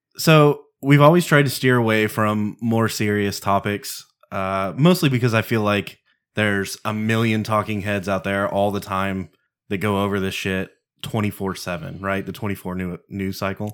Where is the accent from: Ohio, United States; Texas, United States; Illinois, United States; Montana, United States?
Texas, United States; Texan first, I'm an American second